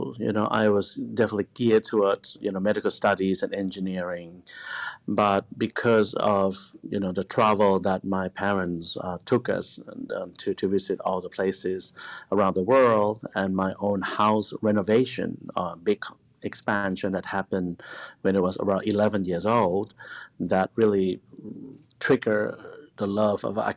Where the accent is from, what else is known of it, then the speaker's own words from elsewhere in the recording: Bangkok, Thailand; moved away as an adult; also born or lived in Japan; now in Los Angeles, United States; when I was growing up in Bangkok